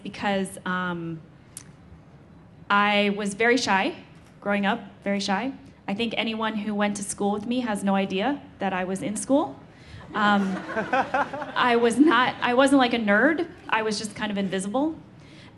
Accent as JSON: {"language": "English", "town": "St. Louis", "region": "Missouri", "country": "United States", "tie": "born or raised there", "moved": "yes", "said": "growing up in St. Louis, Missouri"}